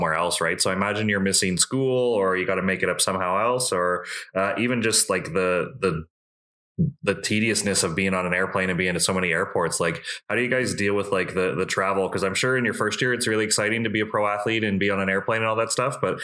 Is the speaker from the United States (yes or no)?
no; Canada; as a Canadian